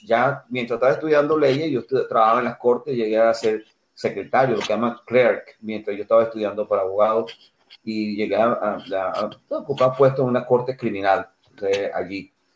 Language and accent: Spanish; Altagracia de Orituco, Guárico, Venezuela; also born or lived in Tucupido, Guárico, Venezuela; now in United States; nací en un pueblito que llaman Tucupido al Llano, pero me crié en otro pueblito que llaman Altagracia Orituco, es en el centro de Venezuela